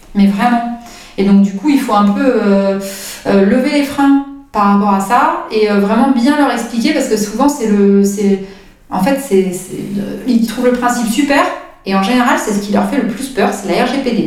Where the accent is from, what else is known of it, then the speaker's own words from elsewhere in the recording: Brittany, France; now in Biscarrosse, France; je suis bretonne